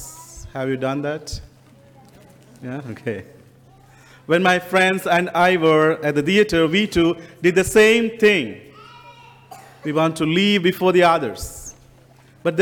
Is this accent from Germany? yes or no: no; India; moved away as an adult; And I come from India. And I didn't have an accent until I come to this country